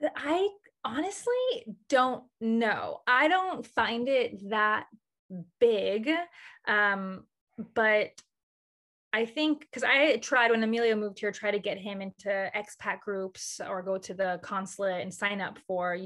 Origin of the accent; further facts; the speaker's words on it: Houston, Texas, United States; moved away as an adult; also born or lived in Rome, Italy; growing up in Houston